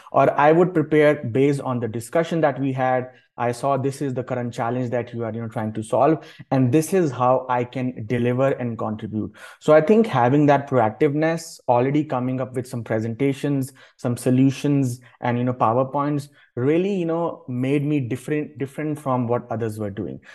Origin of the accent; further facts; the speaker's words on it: Delhi, India; moved away as an adult; also born or lived in Toronto / Saskatoon; now in Calgary, Canada; I am originally from Delhi, which is the capital city of India